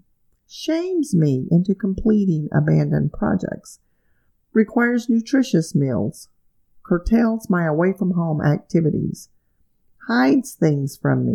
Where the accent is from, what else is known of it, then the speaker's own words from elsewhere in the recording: Alabama, United States; my home state of Alabama